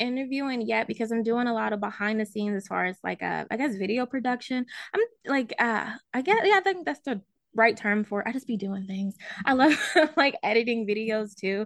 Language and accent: English; Baltimore, Maryland, United States; moved away as an adult; also born or lived in Virginia / Los Angeles; now in Ohio, United States; I'm originally from Baltimore, Maryland.